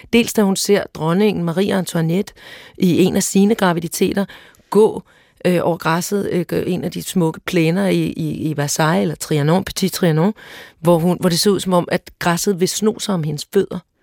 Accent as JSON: {"language": "Danish", "town": "Søborg", "region": "Capital Region of Denmark", "country": "Denmark", "tie": "born or raised there", "said": "jeg er vokset op i Søborg i Gladsaxe Kommune"}